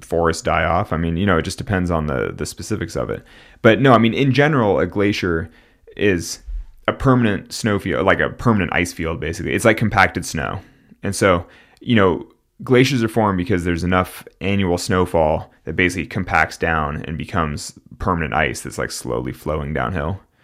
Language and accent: English; Central Valley, California, United States; I'm from the Central Valley in California, and, like, when I grew up, like, tule fog